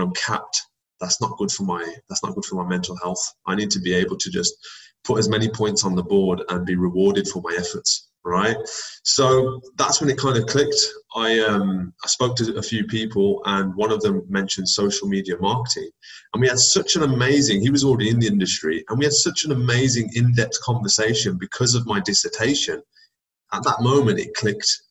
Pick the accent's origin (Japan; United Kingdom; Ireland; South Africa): United Kingdom; Birmingham, West Midlands; also born or lived in United States; in my hometown, in my city